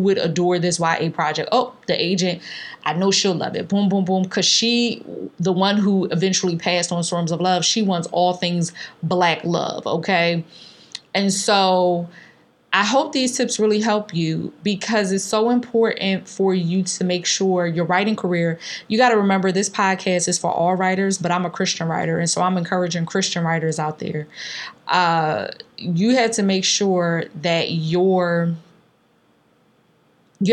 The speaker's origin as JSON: {"language": "English", "town": "Philadelphia", "region": "Pennsylvania", "country": "United States", "tie": "born or raised there", "said": "growing up in North Philly"}